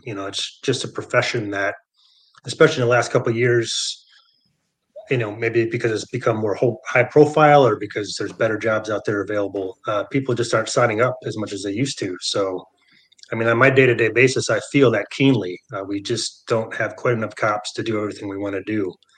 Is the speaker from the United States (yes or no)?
yes; Michigan, United States; moved away; also born or lived in San Francisco; I grew up in Michigan, so, you know, I've always been a, a Michigan guy